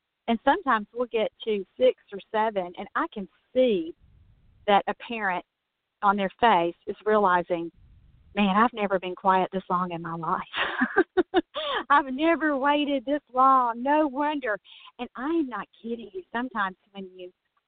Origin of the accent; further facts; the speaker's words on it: Mississippi, United States; that's my home state.